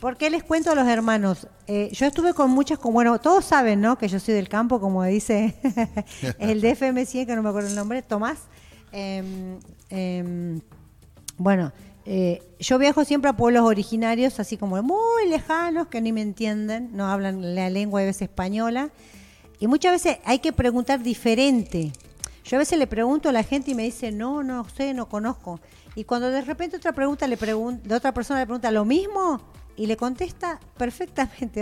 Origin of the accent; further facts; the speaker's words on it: Jujuy, Argentina; Yo soy jujeña, soy quechua de la nación chicha y bien india